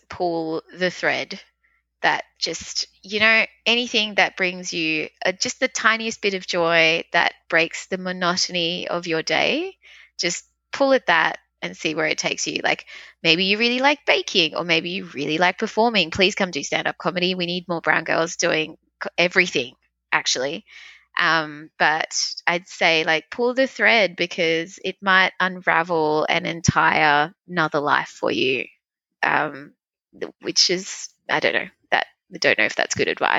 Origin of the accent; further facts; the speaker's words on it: Australia; And I grew up in Australia.